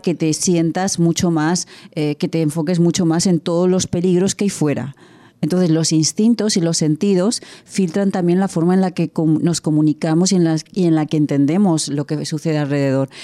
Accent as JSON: {"language": "Spanish", "country": "Spain", "said": "De España"}